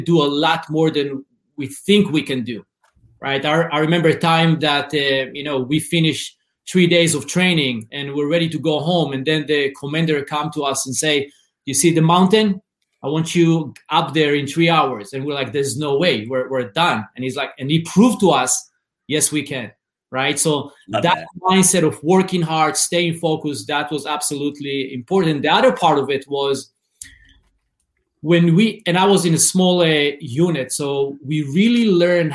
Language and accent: English; Israel; English is a second language; moved away as an adult; as you hear my accent, I'm originally from Israel. I grew up in a small, it's called Mushav.